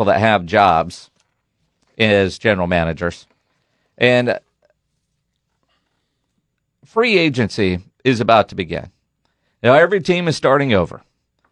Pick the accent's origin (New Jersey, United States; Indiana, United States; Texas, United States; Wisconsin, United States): Texas, United States; Copperas Cove; moved away; also born or lived in New York; I grew up in Copper's Cove, right, which is right next to Killeen